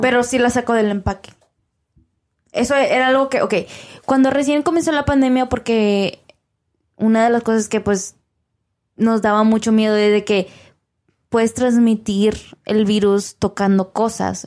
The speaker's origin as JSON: {"language": "Spanish", "country": "Mexico", "moved": "yes", "lives_now": "Texas, United States", "said": "Somos mexicanos, pero vivimos en Estados Unidos"}